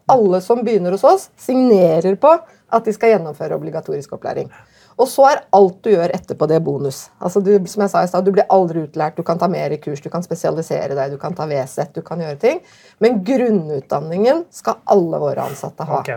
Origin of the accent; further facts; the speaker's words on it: Tromsø, Troms, Norway; born or raised there